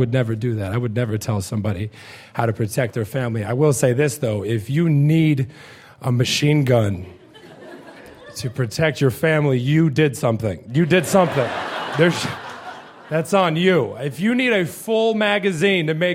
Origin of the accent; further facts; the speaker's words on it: Missouri, United States; I'm from Missouri